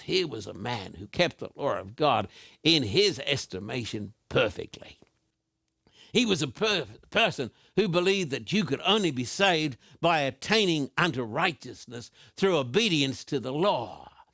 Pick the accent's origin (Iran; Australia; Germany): Australia; also born or lived in Sydney; I was brought up in Australia